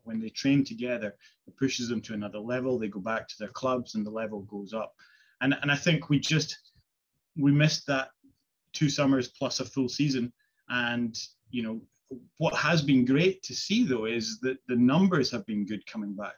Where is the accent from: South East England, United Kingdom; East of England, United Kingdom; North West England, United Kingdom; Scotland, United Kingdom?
Scotland, United Kingdom; Isle of Skye; I grew up in Skye, you know, miles away from anywhere